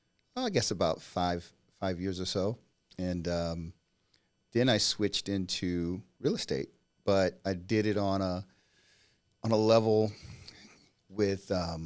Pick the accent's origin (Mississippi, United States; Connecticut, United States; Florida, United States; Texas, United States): Mississippi, United States; Natchez; also born or lived in Germany; So I grew up in Germany, and around the age of four, we moved from Germany to Mississippi, which is where I was born.